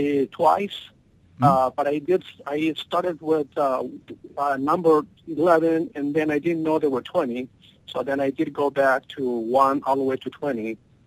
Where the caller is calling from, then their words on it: Maple Grove, Minnesota, United States; I'm calling from Minnesota, Maple Grove.